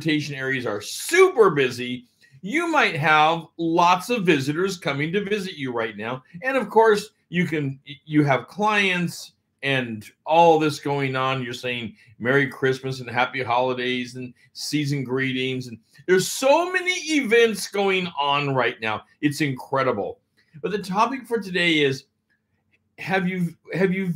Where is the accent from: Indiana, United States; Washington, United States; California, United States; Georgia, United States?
Washington, United States; Everett; also born or lived in Portland, Oregon; I was born in Everett, lived a bunch of my life in the Seattle area, and then also about the other half or better of my life in the Portland area. So these two markets, the Northwest, I'm a Northwest kid